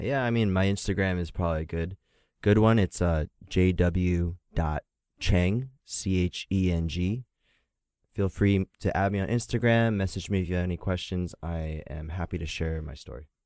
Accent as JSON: {"language": "English", "town": "Philadelphia", "region": "Pennsylvania", "country": "United States", "tie": "born or raised there", "said": "I was born in Philadelphia, Pennsylvania, and it was predominantly a uh, a very white community"}